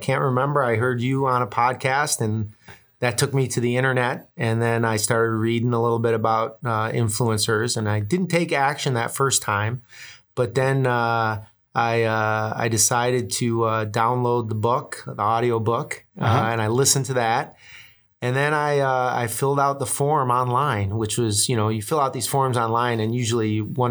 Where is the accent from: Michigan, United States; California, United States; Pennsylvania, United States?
Michigan, United States; Dearborn Heights; I'm from Dearborn Heights, Michigan, just west of Detroit.